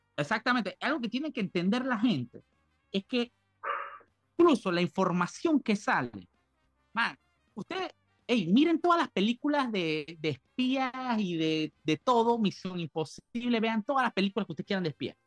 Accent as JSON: {"language": "Spanish", "country": "Panama", "said": "nosotros como panameños"}